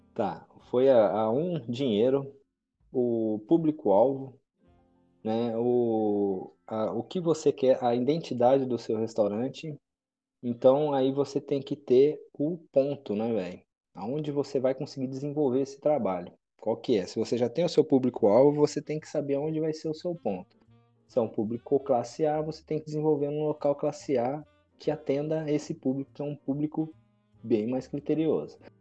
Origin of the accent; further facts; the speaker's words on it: Maringá, Paraná, Brazil; eu que sou criado em Maringá, né? Não nasci em Maringá, mas fui criado desde muito novo aqui em Maringá